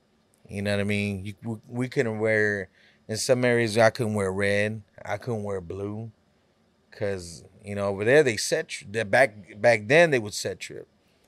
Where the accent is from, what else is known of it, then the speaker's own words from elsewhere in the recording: California, United States; You know, when I grew up in Cali, you know, to me, I would always see, all I seen was, you know, gangs